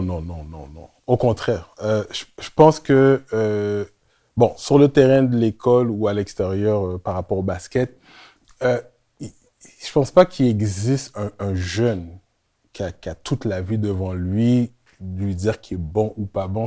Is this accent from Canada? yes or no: yes; Montreal, Quebec, Canada; also born or lived in Laval; Je viens de Montréal Nord